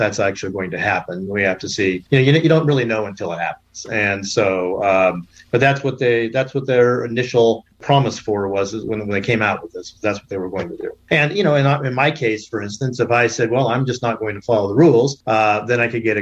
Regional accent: Southern Oregon, United States; I grew up in Southern Oregon

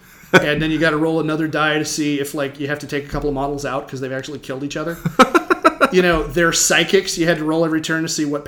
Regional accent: United States; as an American 12-year-old, 13-year-old

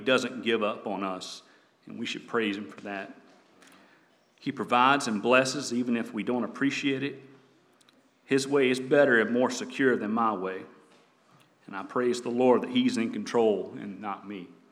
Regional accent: the South, United States; also born or lived in North Carolina; growing up in the South

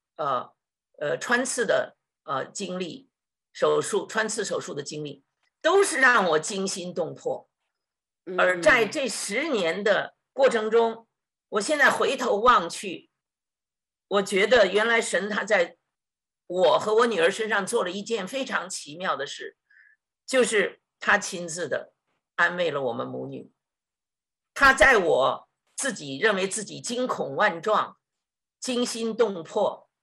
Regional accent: China; moved away; 我们中国人说这一劫

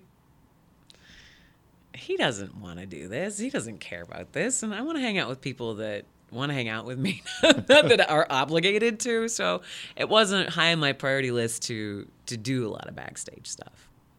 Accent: Midland, Michigan, United States; moved away as an adult; also born or lived in Detroit, Michigan; now in Lansing, United States; I was 21, and I grew up in Midland. And then it was a big eye-opener from Midland, Michigan, moving to Detroit for, I think I was there about a year and a half, maybe. And then from there, coming to Lansing.

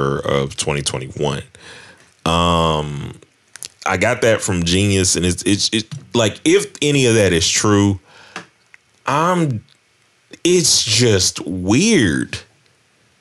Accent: the South, United States; I'm from the South.

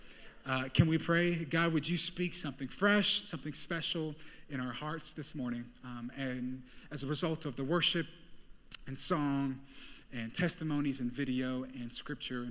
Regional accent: Las Vegas, Nevada, United States; moved away as an adult; now in Oakland, United States; I'm from Vegas

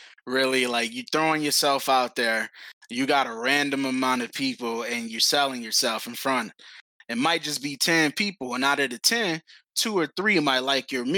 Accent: Detroit, Michigan, United States; I grew up in Detroit, just walking home by myself from school

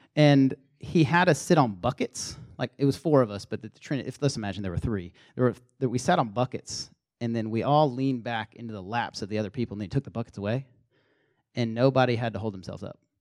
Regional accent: the South, United States; accent: Southern; moved away as an adult; also born or lived in Minnesota; we had this team of Southerners

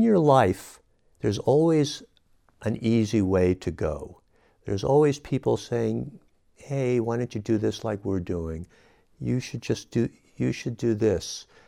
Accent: San Francisco, California, United States; moved away as an adult; now in Nevada County, United States; I was born and raised in San Francisco

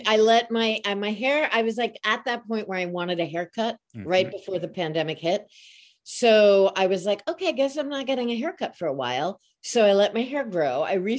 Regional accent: Long Island, New York, United States; now in Chicago, United States; I'm from Long Island, New York.

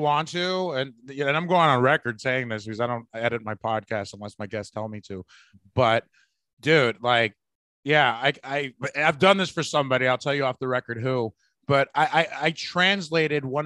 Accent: the Bay Area, California, United States; I'm from the Bay

